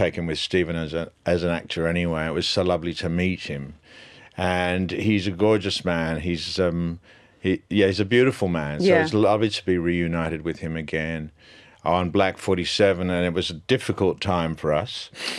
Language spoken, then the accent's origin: English; Nigeria; I'm Nigerian. I'm actually Nigerian.